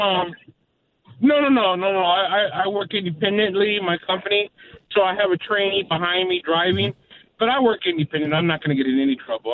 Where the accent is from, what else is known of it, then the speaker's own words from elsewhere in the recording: California, United States; moved away as an adult; I'm from California